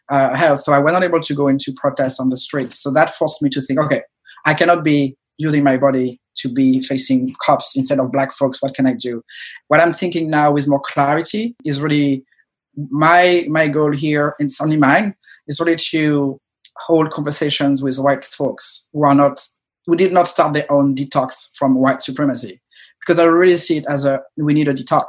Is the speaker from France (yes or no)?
yes; France; moved away as an adult; I was an immigrant, I grew up in France, moved here 8-9 years ago